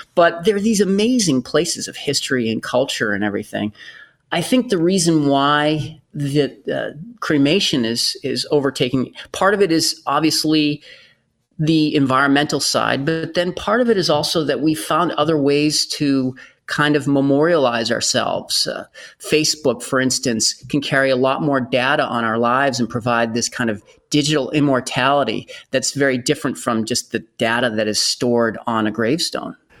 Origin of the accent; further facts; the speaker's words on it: Bedford, Massachusetts, United States; I worked in the cemetery in my hometown in Bedford, Massachusetts